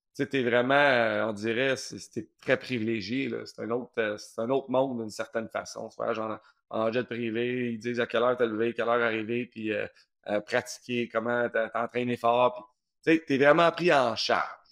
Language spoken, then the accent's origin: French; Saint-Bruno-de-Montarville, Quebec, Canada; j'ai grandi à Saint-Bruno